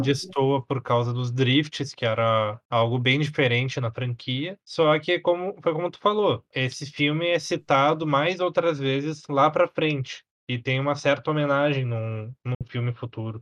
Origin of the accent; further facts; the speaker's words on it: Brazil; somos nós brasileiros